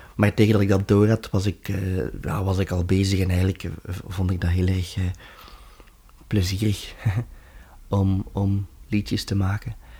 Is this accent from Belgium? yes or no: yes; Overijse, Flanders, Belgium; also born or lived in Leuven; in Jezusijk, um, ehm, in Overijssel, waar ik vandaan kom